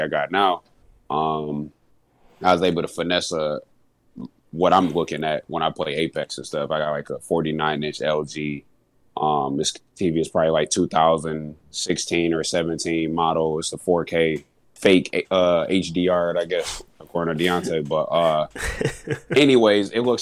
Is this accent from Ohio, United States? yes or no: no; Kalamazoo, Michigan, United States; moved away; my hometown Kalamazoo